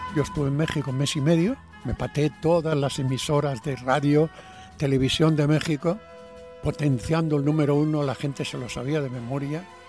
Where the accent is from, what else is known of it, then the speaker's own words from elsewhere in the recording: Padrón, Galicia, Spain; moved away as an adult; also born or lived in Santiago de Compostela; now in Madrid, Spain; me entraban ganas de volver a mi pueblo y dije, no, no, yo tengo un orgullo, yo no puedo volver derrotado a Padrón y a Santiago